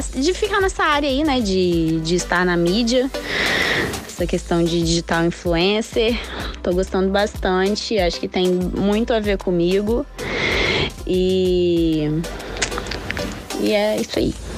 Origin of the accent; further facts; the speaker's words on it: Vitória, Espírito Santo, Brazil; also born or lived in Cariacica; eu sou natural do Espírito Santo, é, nasci em Vitória e moro em Cariacica